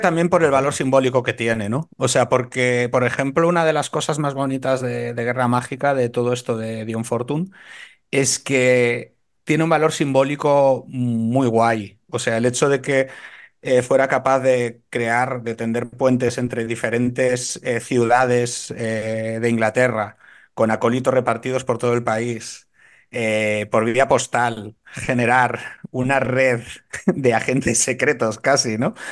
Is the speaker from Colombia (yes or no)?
no; A Coruña, Galicia, Spain; now in Madrid, Spain; como gallego